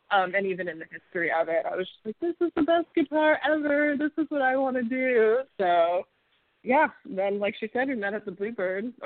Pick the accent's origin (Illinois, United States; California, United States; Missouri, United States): California, United States; which was weird in California. That was that was definitely an anomaly.